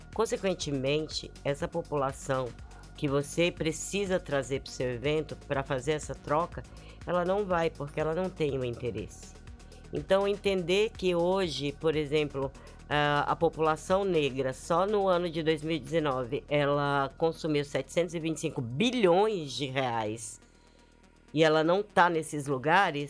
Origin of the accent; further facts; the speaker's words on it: Brasília, Federal District, Brazil; moved away; eu também venho de Brasília e eu também venho dessa cena.